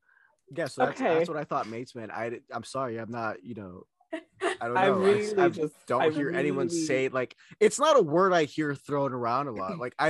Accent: Miami, Florida, United States; I was born in Miami.

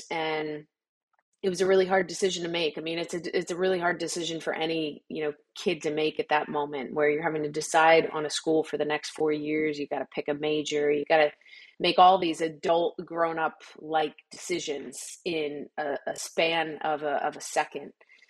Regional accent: Delran, New Jersey, United States; growing up in Delran, New Jersey, a very small working class neighborhood, it just was one of those towns where, you know, nobody knew about it.

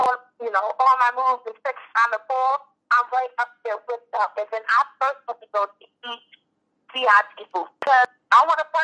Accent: Michigan, United States; I'm from Michigan

